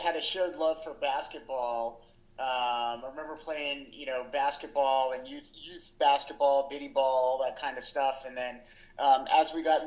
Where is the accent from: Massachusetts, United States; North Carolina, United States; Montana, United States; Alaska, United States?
Massachusetts, United States; Groton; also born or lived in Maine; I moved from Maine to a town in Massachusetts called Groton, Massachusetts